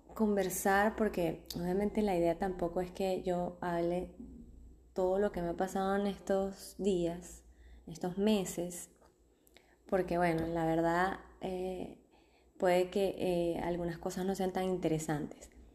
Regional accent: Venezuela; also born or lived in Argentina; now in Mexico; venimos de Argentina, somos venezolanos, venimos de Argentina

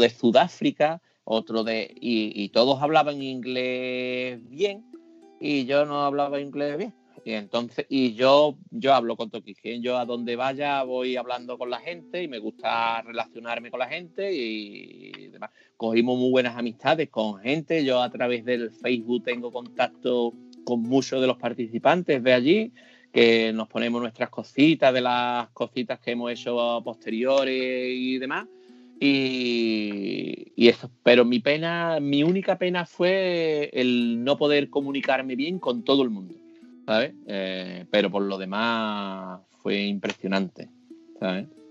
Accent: Seville, Andalusia, Spain; soy de Sevilla

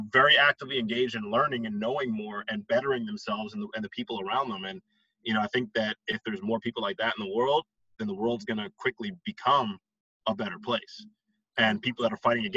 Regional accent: Westchester County, New York, United States; I grew up in Westchester County.

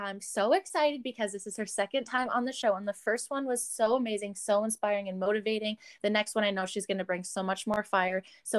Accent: Canada; I would rather just get back to being Canadian and doing these things

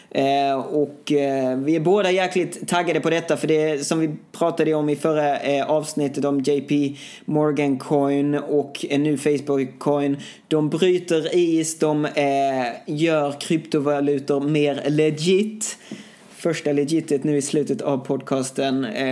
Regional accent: Sweden; hemma i Sverige

